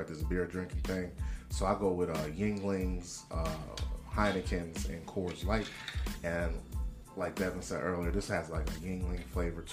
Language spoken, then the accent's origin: English; Wilmington, Delaware, United States; We're all from Wilmington, Delaware